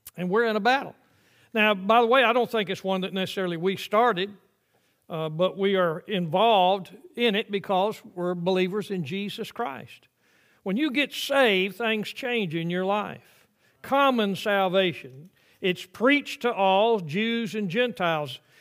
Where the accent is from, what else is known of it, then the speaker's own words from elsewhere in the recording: the South, United States; I grew up in the South when there were uh, white only uh, water fountains and colored only water fountains